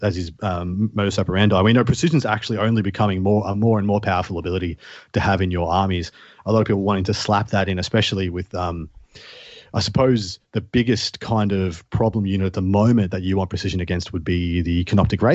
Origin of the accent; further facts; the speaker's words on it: Melbourne, Victoria, Australia; a very tall bridge in my hometown, Melbourne, called the Westgate Bridge